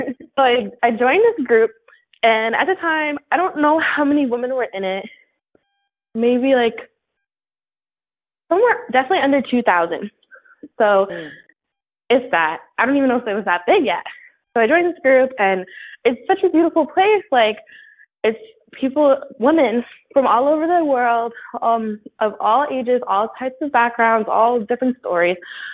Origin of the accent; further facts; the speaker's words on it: Rockland County, New York, United States; also born or lived in New Jersey / Bronx, New York; I'm actually from Rockland County, New York